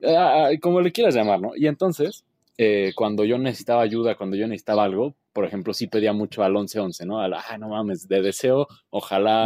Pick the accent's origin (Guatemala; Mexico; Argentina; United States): Mexico; como mexicano y a la experiencia de vivir en México